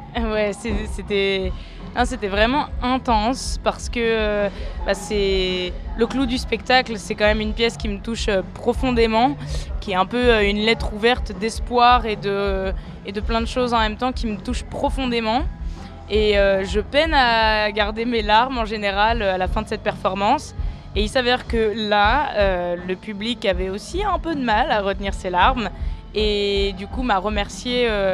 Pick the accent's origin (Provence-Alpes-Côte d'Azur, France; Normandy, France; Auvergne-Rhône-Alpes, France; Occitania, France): Auvergne-Rhône-Alpes, France; Lyon; also born or lived in Tunis, Tunisia; J'ai grandi à Lyon